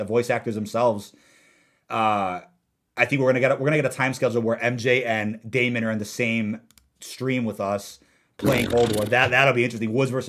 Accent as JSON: {"language": "English", "region": "London", "country": "United Kingdom", "said": "Park messes with my head for English accent is better than mine, and I'm from London."}